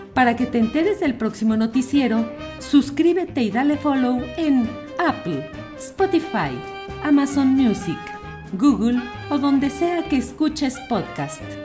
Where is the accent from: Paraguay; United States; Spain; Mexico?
Mexico; nosotros votamos también como mexicanos